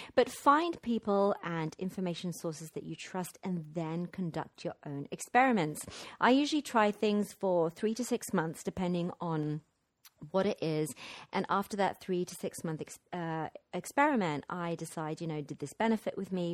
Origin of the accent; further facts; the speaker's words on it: London, United Kingdom; moved away; my hometown of London.